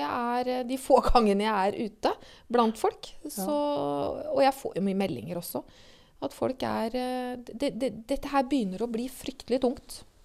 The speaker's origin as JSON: {"language": "Norwegian", "country": "Norway", "tie": "born or raised there", "said": "jeg har vokst opp på Refsnes"}